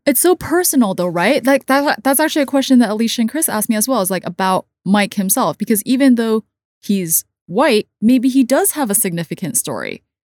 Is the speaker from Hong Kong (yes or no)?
yes; Hong Kong; also born or lived in United States; I did grow up as a kid for some years in the States, but the majority of my life I've spent in Hong Kong.